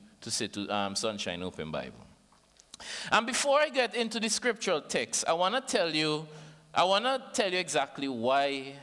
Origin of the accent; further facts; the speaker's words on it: St. Vincent & Grenadines; from St. Vincent and the Grenadines. Everybody understand my accent, right?